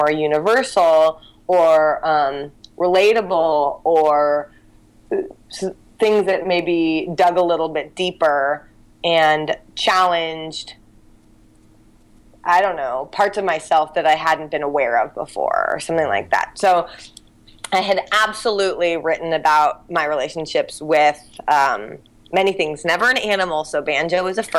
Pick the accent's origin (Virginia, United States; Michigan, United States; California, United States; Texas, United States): California, United States; Santa Barbara; now in San Francisco, United States; I grew up in Santa Barbara